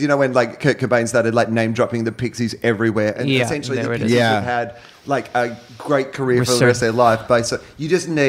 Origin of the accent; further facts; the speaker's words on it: Australia; I'm from Australia